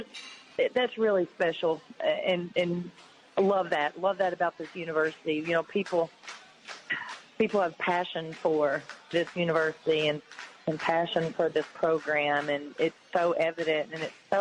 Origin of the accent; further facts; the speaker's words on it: Tennessee, United States; at Tennessee, in my home state